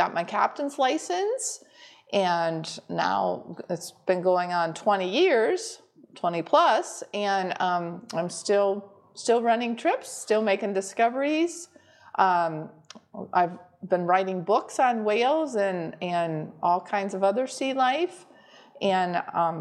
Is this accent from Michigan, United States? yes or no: yes; Michigan, United States; moved away as an adult; also born or lived in South Dakota / Utah / Flagstaff, Arizona; now in Oregon, United States; I'm originally from Michigan, and I followed my ex from Michigan to South Dakota.